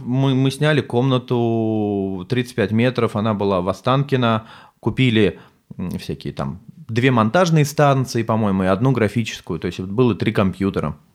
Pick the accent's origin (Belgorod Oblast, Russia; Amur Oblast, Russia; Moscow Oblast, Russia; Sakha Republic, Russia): Moscow Oblast, Russia; Sergiyev Posad; я сам из Сергиева Посада из Подмосковья